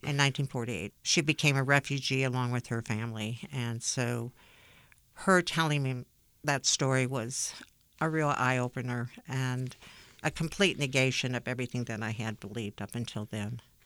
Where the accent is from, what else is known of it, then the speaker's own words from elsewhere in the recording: United States; I am Jewish American